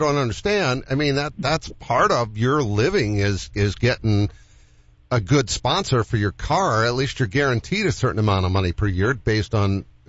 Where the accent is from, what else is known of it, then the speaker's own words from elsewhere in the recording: New England, United States; I'm from that neck of the woods. I'm a New Englander as well.